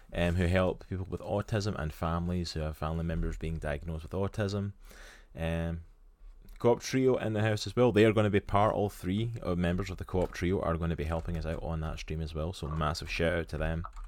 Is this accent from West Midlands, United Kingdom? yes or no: no; Scotland, United Kingdom; accent: Scottish; now in United States; my beautiful Scottish accent